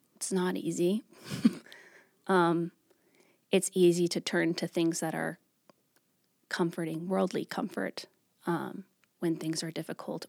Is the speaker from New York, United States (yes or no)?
yes; New York, United States; moved away as an adult; now in Greensboro, United States; I'm originally from New York.